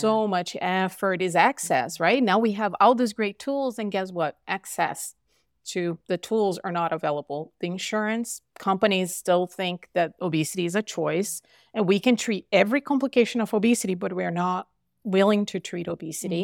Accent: Brazil; now in Utah, United States; I'm from Brazil

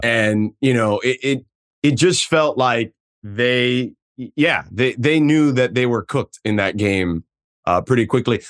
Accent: Miami, Florida, United States; come back to my hometown

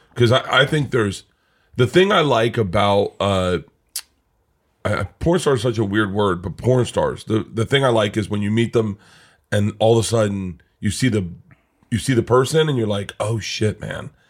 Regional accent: Florida, United States; I grew up in Florida

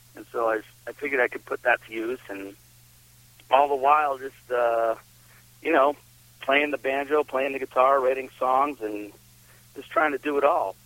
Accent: south of Boston, Massachusetts, United States; moved away as an adult; now in Vermont, United States; I grew up down in Massachusetts, down in um south of Boston.

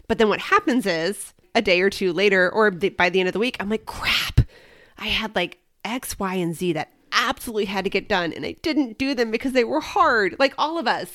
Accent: Midwest, United States; now in Arizona, United States; when I grew up in the Midwest

